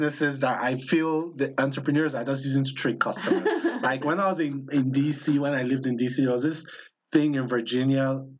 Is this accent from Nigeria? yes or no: yes; Nigeria; also born or lived in East Coast, United States; now in Colorado, United States; Like living on the East Coast, coming from Nigeria